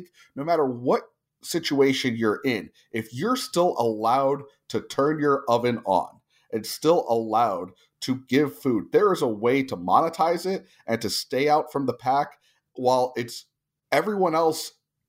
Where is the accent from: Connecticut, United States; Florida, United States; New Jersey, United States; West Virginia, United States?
New Jersey, United States; also born or lived in California; now in Tulsa, United States; I own Andolini's Pizzeria in Tulsa, Oklahoma, which is, you know, in the middle of America. I grew up in New Jersey and California.